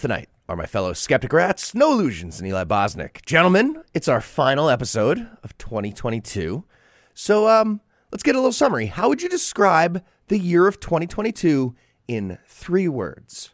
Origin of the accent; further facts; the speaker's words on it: New York, United States; my home city of New York